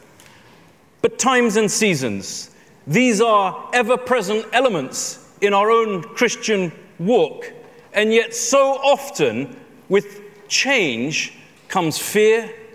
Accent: London, United Kingdom; I'm a Londoner

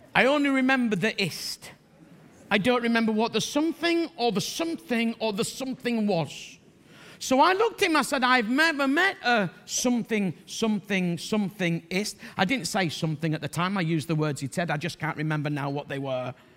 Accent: Bradford, Yorkshire and the Humber, United Kingdom; I'm from Bradford

